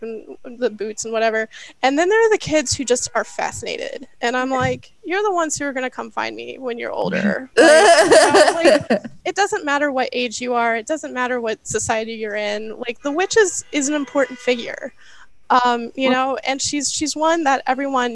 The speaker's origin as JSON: {"language": "English", "region": "Ohio", "country": "United States", "tie": "born or raised there", "also_born_or_lived": "New Orleans / New York", "moved": "yes", "said": "I did grow up in the middle of a cornfield in the middle of Ohio"}